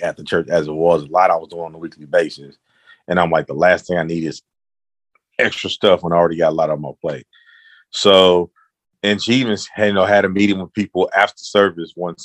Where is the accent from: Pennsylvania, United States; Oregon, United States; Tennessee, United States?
Tennessee, United States; Memphis; also born or lived in Maryland / Arizona; now in San Antonio, United States; I'm originally from Memphis. Live in San Antonio now